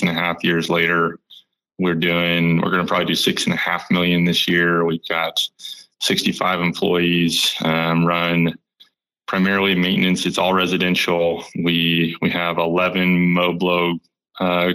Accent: Austin, Texas, United States; I'm born and raised in Austin, Texas

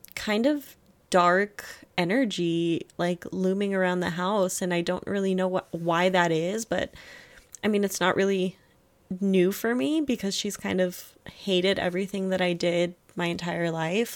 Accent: Germany; moved away; I was born in Germany.

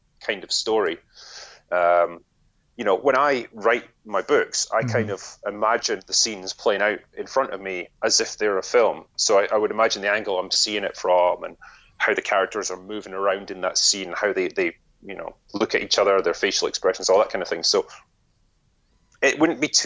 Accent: Scotland, United Kingdom; growing up in Scotland

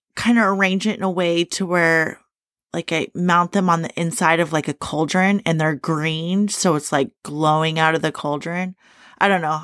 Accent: Shelby County, Kentucky, United States; I'm from Shelby County in Kentucky

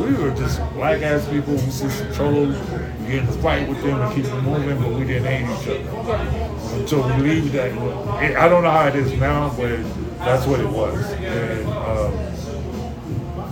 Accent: DMV, United States; also born or lived in Texas; now in El Paso, United States; I'm a DMV dude

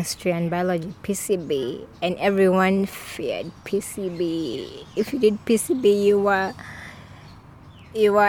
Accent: Kampala, Central Region, Uganda; also born or lived in Mbale, Uganda; I had to move with my family to Kampala because my father at that time had gotten a job. So I grew up at a research center, Kawanda Research Center.

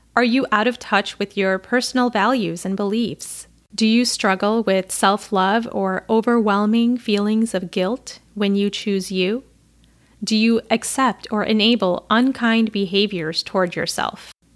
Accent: Chicago, Illinois, United States; I'm a Pakistani American woman born and raised in and around Chicago, which is where I currently live

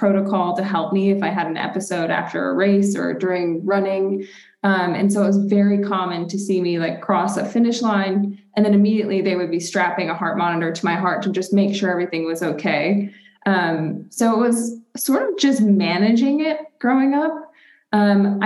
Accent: Rochester, New York, United States; now in Denver, United States; I'm originally from Rochester, New York. So Western New York, we like to say we're honorary Canadians

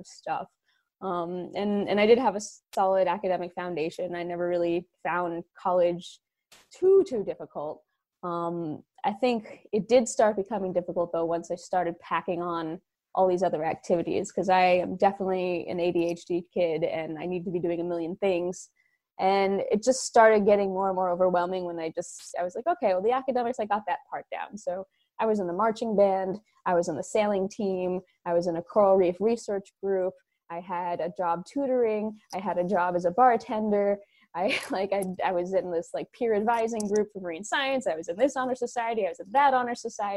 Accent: New Jersey, United States; also born or lived in New York; I am from New Jersey, born in New York, raised in New Jersey

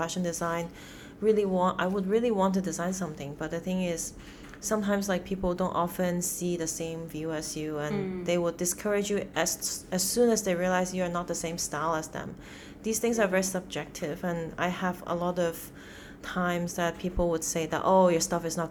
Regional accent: Hong Kong; moved away; also born or lived in United States / China; I was like born and raised in Hong Kong

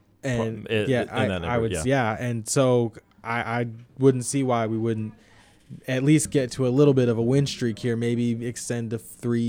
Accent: the South, United States; I'm just from the South

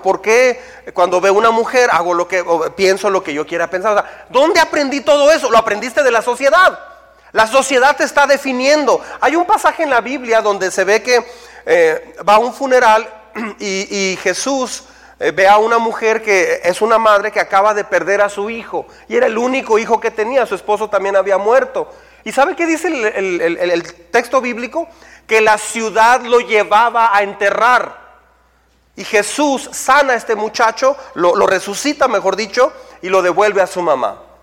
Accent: Mexico

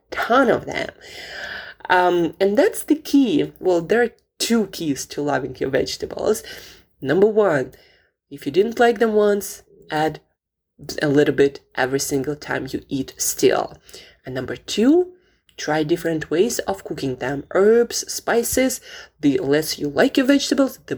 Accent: Siberia, Russia; moved away; I grew up in Siberia

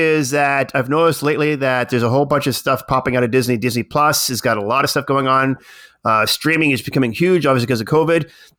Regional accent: Canada; I'm being so Canadian. That's what it is.

